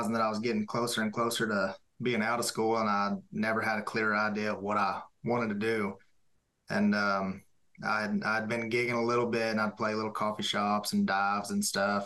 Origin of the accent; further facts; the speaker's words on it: near Amarillo, West Texas, United States; moved away as an adult; also born or lived in Wichita Falls, Texas; now in near Nashville, United States; I'm from West Texas. I'm from a little town outside of Amarillo